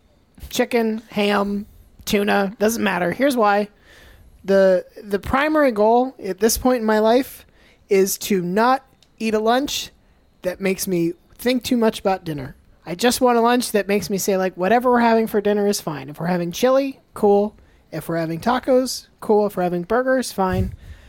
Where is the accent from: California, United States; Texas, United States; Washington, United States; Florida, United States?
Florida, United States; Gainesville; also born or lived in Tampa; I was born in Gainesville.